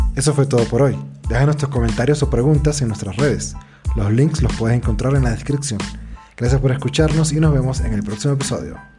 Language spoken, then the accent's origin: Spanish; Venezuela; yo soy negro y venezolano